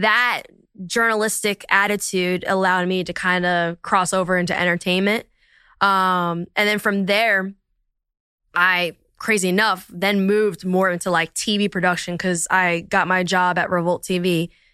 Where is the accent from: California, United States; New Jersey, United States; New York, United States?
New Jersey, United States; Princeton; also born or lived in Abington, Pennsylvania / Philadelphia, Pennsylvania; New Jersey, which is where I was raised from probably like kindergarten to, yeah, through high school.